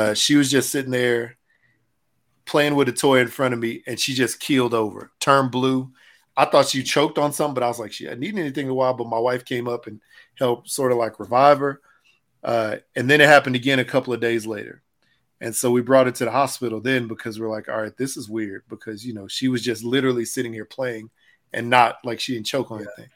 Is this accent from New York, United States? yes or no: no; Houston, Texas, United States; I grew up in Houston, you know, went to Dobie High School down there